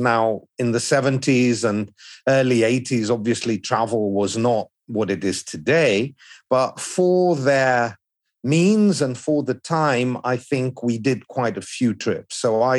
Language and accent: English; Athens, Attica, Greece; first language English; moved away as an adult; also born or lived in London, United Kingdom; now in United Kingdom; Well, I'm more than just of Greek origin. I actually grew up in Athens. So yeah, I'm half Greek. My father was born in Athens before the Second World War. He is of Pontiac origin.